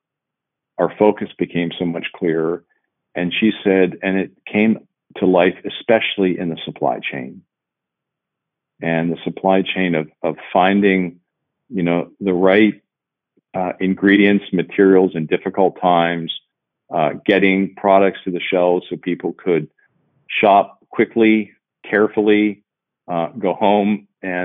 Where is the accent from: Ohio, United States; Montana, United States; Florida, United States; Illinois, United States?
Ohio, United States; Cincinnati; my hometown here in Cincinnati